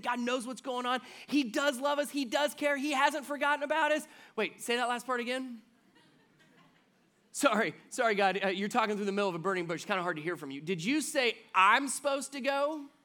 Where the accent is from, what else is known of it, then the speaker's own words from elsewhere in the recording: Cincinnati, Ohio, United States; I grew up in Cincinnati